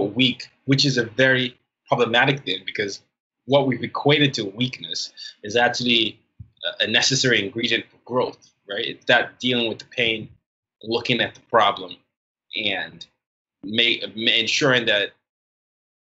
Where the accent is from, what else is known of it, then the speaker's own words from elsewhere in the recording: Nigeria; I come at it from the Nigerian perspective